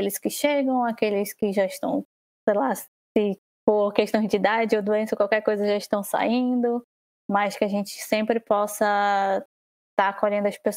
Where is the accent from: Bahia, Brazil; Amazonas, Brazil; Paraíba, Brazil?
Amazonas, Brazil; Manaus; espero também ansiosamente para a edição que vai ser em Manaus, lá na minha terrinha. Estão todos convidados a tomarem banho de rio quando eu estiver lá e ficar na minha casa.